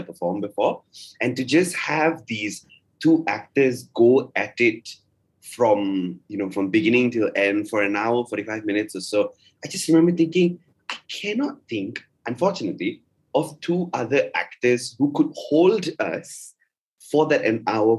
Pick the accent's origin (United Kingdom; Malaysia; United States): Malaysia; us as a Malaysian audience